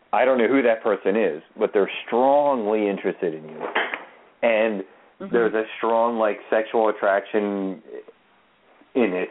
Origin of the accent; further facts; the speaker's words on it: Baltimore, Maryland, United States; I'm a white guy from Baltimore City